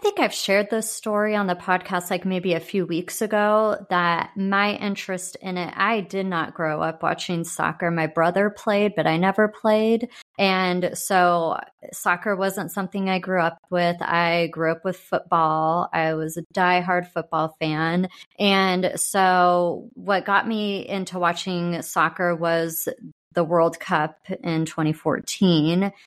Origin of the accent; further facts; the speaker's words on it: San Diego, California, United States; also born or lived in Arizona; now in Kansas City, United States; I grew up in San Diego